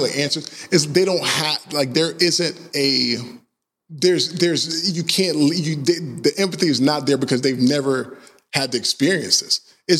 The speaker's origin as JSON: {"language": "English", "region": "Georgia", "country": "United States", "tie": "born or raised there", "said": "You know, I grew up in Georgia. I've experienced racism like from the entire time that I've been there."}